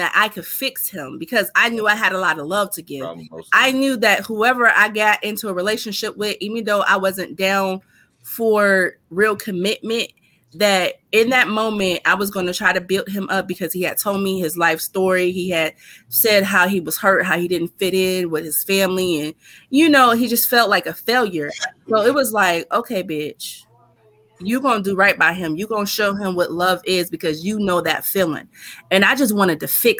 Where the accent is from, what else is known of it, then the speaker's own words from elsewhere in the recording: Youngstown, Ohio, United States; I'm from Youngstown.